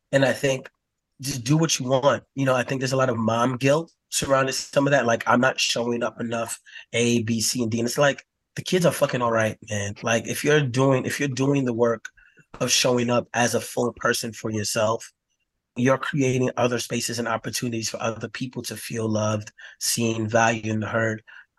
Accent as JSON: {"language": "English", "country": "United States", "tie": "born or raised there", "said": "looking at the world through, like, the cishet Black male experience growing up in America."}